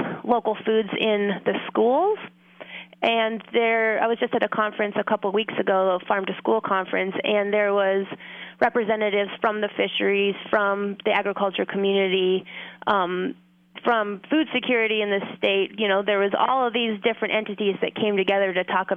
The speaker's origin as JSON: {"language": "English", "town": "Fairbanks", "region": "Alaska", "country": "United States", "tie": "born or raised there", "also_born_or_lived": "Homer, Alaska", "said": "I was born and raised in Fairbanks, Alaska, so I've been in Alaska my whole life"}